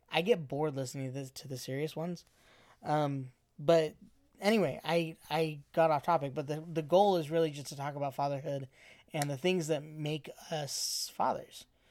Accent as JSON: {"language": "English", "region": "Arizona", "country": "United States", "said": "I'm from Arizona"}